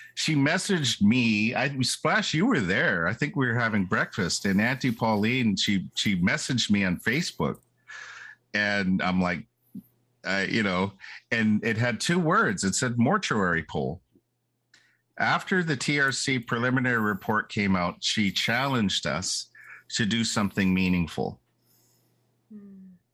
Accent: Bella Bella, British Columbia, Canada

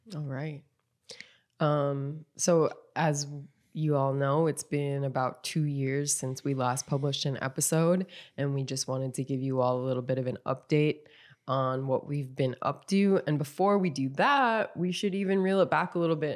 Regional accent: North Dakota, United States; moved away as an adult; also born or lived in East Coast; now in Arizona, United States; I was born and raised in North Dakota

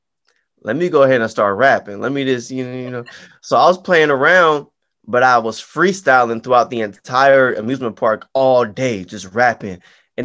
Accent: Pittsburg, California, United States; born and raised in the Bay Area, Pittsburgh, California. That is 20 minutes east of Oakland.

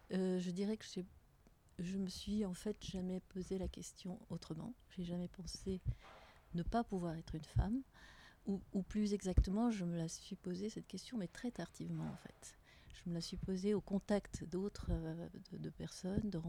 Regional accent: Tunisia; now in Geneva, Switzerland; J'ai grandi en Tunisie avec des parents, ma mère française, mon père anglais.

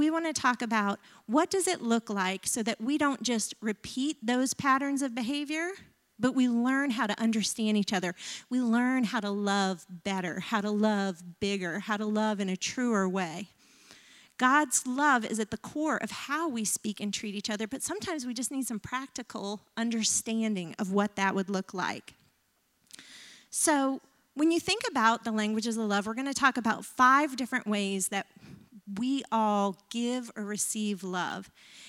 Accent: the South, United States; I grew up in the South. He grew up in the North. He was a latchkey kid. My mom was a stay-at-home mom most of my life.

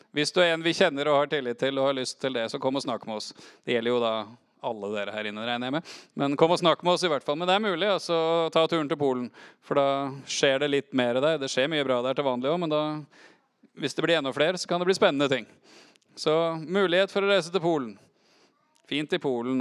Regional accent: Oslo, Norway; Jeg er oppvokst i Oslo på 80-tallet.

